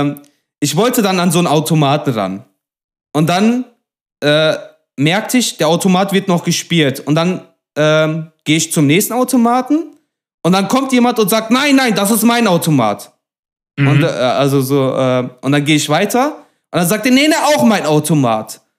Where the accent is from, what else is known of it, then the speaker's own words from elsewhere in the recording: Duisburg, North Rhine-Westphalia, Germany; ich komme aus Duisburg-Meidrich